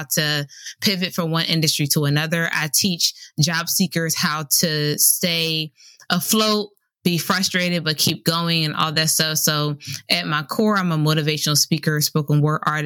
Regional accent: Camden, New Jersey, United States; moved away as an adult; also born or lived in Raleigh, North Carolina; I am originally from Camden, New Jersey.

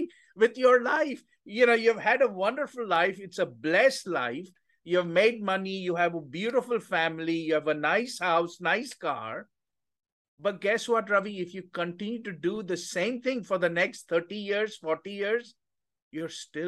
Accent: India; moved away as an adult; now in United States; I grew up in India

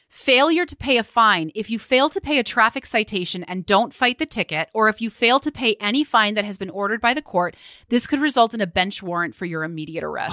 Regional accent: Midwest, United States; as a Midwesterner

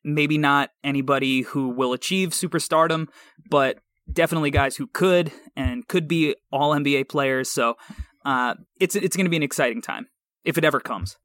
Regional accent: New York, United States; I'm from New York

